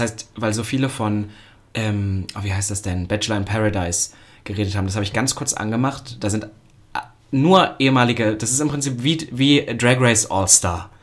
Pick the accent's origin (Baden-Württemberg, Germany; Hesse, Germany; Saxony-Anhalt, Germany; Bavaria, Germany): Saxony-Anhalt, Germany; Halle; now in Berlin, Germany; in Halle, da wo ich herkomme